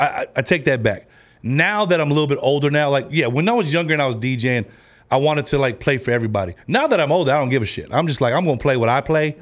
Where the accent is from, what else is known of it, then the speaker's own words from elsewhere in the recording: San Francisco, California, United States; also born or lived in Long Beach, California; But I was born in the Bay.